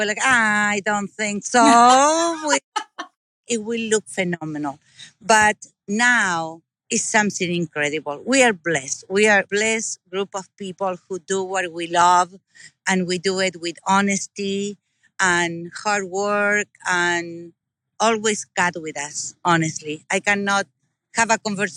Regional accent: Argentina; moved away as an adult; also born or lived in Iowa, United States; now in Knoxville, United States; I am originally from Argentina, South America. I came to this country 38 years ago with my husband and my kids

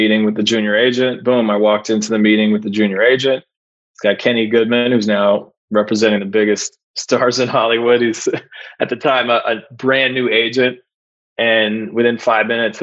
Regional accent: Ottawa, Ontario, Canada; my hometown in Ottawa

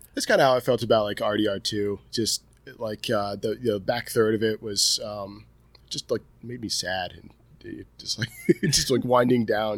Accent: Delmar, New York, United States; this is my hometown

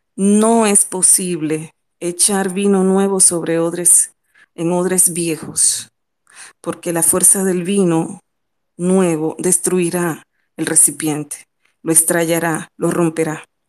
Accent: Dominican Republic; como ciudadana, como dominicana

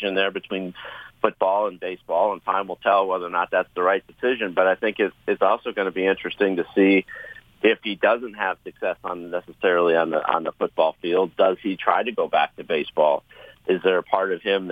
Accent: Chicago, Illinois, United States; I grew up in Chicago, I grew up a Bulls fan

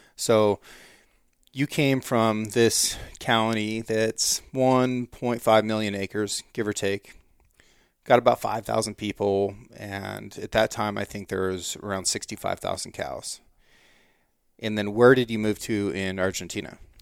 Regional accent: United States; also born or lived in Norway; as an American

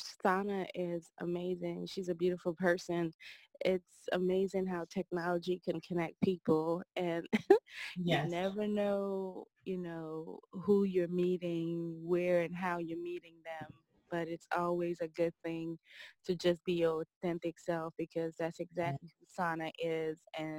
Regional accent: St. Martin; also born or lived in Guadeloupe; So I was born in the island of Guadeloupe, which is a French territory, but I was raised in St. Martin. My mom, she's from St. Martin. That's where I was raised.

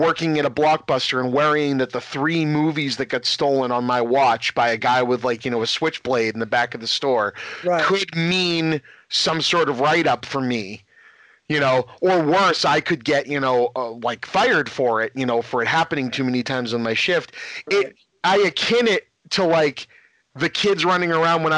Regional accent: Lynn, Massachusetts, United States; I'm from Lynn, Mass, right on the North Shore, right on the water, in Massachusetts

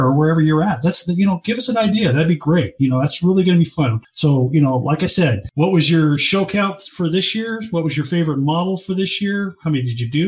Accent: Seattle, Washington, United States; moved away; I grew up in Seattle, right outside of Seattle. So it's kind of homecoming for me.

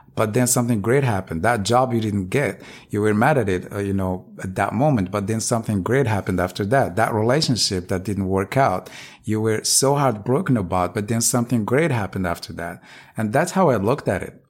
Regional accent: Morocco; now in United States; I'm originally from Morocco

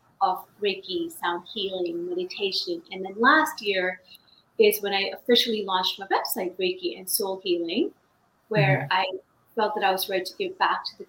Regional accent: India; now in United States; I was born in India. I've been in the United States for over 28 years

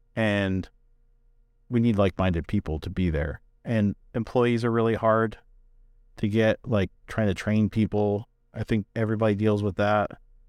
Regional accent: Northeast, United States; You know, like I'm from the Northeast.

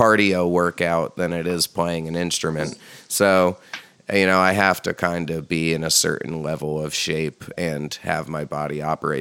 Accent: Hudson Valley, New York, United States; when we were growing up in the Hudson Valley

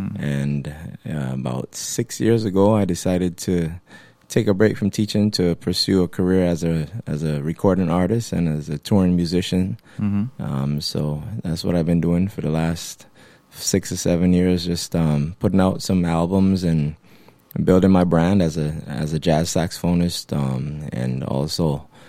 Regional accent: Barbados; moved away as an adult; also born or lived in Boston; Born and raised in Barbados, I left to study in Boston with a full scholarship from the Barbados Ministry of Education.

